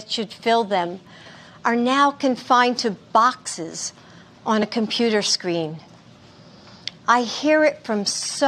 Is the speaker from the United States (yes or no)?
yes; United States; as an American